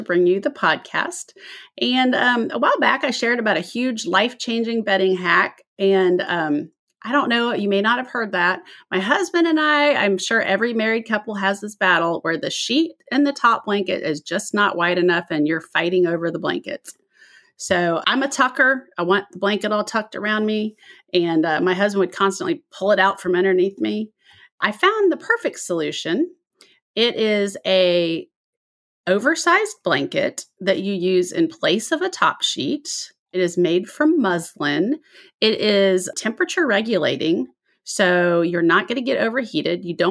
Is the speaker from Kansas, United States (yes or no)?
yes; Overland Park, Kansas, United States; also born or lived in Denver; now in Alabama, United States; you live in my hometown